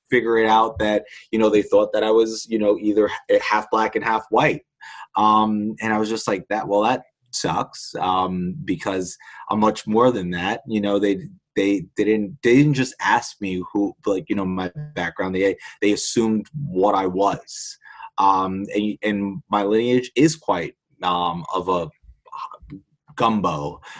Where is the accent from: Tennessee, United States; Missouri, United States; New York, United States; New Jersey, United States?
New York, United States; Queens; you know, I am a kid from Queens.